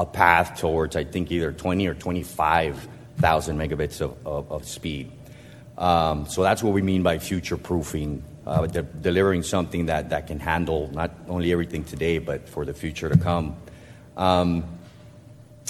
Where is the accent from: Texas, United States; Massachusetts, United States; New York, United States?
Texas, United States; Brownsville; moved away; I was born in Bronzeville, grew up here